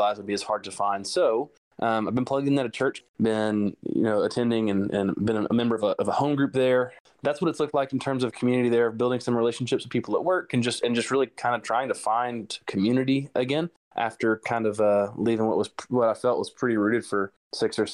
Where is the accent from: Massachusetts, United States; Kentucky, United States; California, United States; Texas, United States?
Texas, United States; Rusk; moved away as an adult; now in Dallas, United States; I'm from East Texas. I'm from Rusk, which is south of Tyler